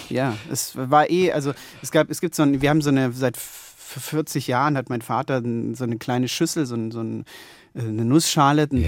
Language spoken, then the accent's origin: German; Konstanz, Baden-Württemberg, Germany; moved away; meiner Heimatstadt Konstanz